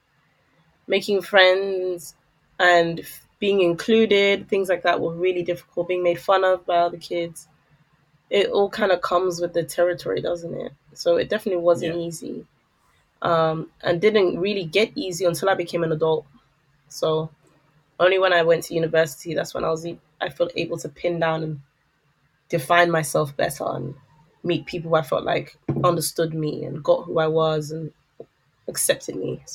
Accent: London, United Kingdom; I enjoyed growing up in London in the early 2000s

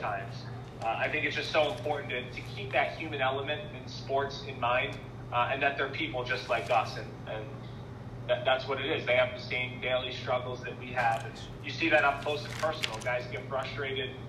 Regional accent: Philadelphia, Pennsylvania, United States; moved away as an adult; also born or lived in Wisconsin / Rhode Island; I'm from Philadelphia

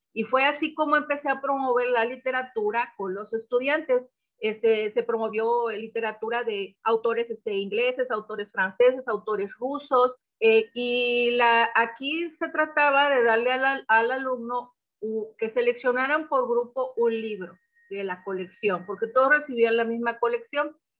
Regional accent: Papantla, Veracruz, Mexico; moved away; also born or lived in Poza Rica / Tuxpan; yo nací en la ciudad de Papantla

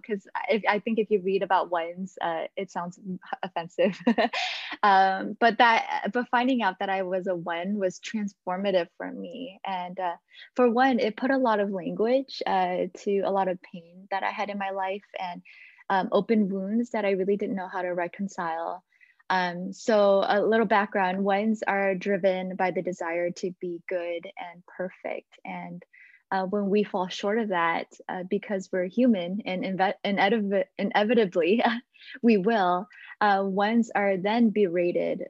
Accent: Michigan, United States; also born or lived in Dallas; I grew up in the Hmong churches, the first generation Hmong churches here in Michigan

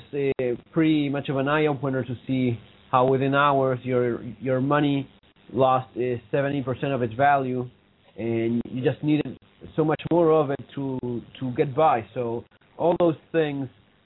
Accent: Argentina; from Argentina. I'm talking from Buenos Aires right now

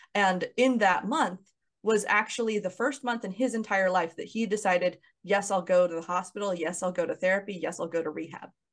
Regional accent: Kansas City, United States; moved away as an adult; also born or lived in Los Angeles, California; my hometown of Kansas City

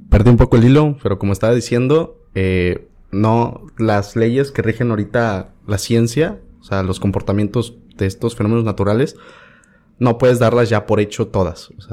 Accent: Veracruz, Mexico; soy de Veracruz

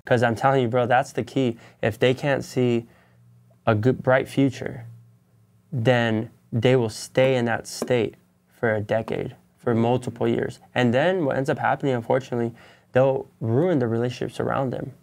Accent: San Bernardino County, California, United States; moved away as an adult; now in Los Angeles County, United States; I come from San Bernardino County

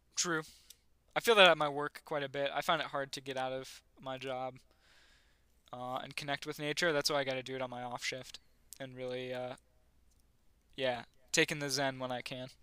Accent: a town outside of Buffalo, New York, United States; where I grew, near, a town outside of Buffalo

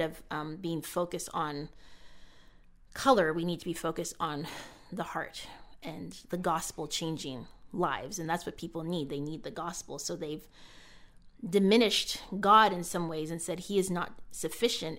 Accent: Canada; was born and raised in Canada

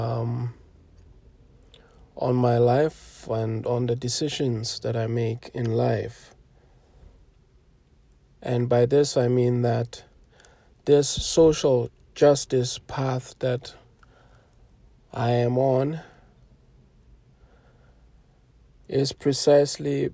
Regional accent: South Africa; much of my generation growing up in South Africa

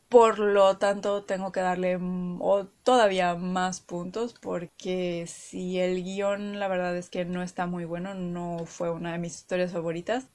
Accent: Mexico; acá en México de que cada región pues tenemos nuestro acento y nuestra particular forma de hablar

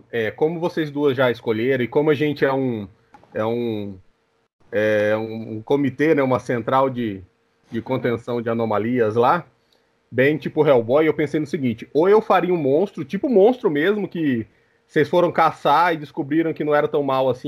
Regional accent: Brazil; como eu sou, sou brasileiro, vou chamar João.

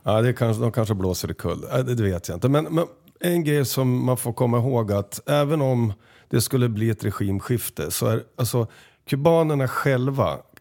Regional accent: Sweden; oss svenskar

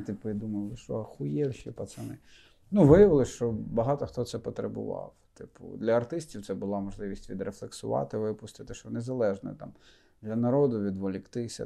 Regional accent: Rivne Oblast, Ukraine; moved away as an adult; also born or lived in Lutsk; now in Kyiv, Ukraine; я родом з Рівненщини, дружина з Волині

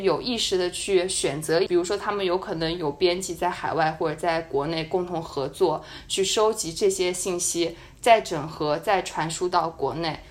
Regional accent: China; 我是一个中国人

